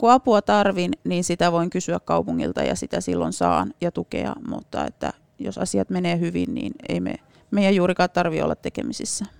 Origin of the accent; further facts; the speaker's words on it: Kainuu, Finland; moved away as an adult; also born or lived in Kajaani, Finland; now in Oulu, Finland; olen kainuulainen. Olen oikein tuolta oikein itärajalta kotoisin, että on asunut lapsuuden siellä rajavartioasemalla